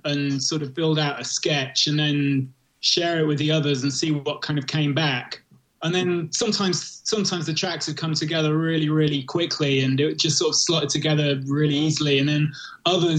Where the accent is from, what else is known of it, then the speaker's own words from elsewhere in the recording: United Kingdom; also born or lived in America; now in United States; I'm British and living in America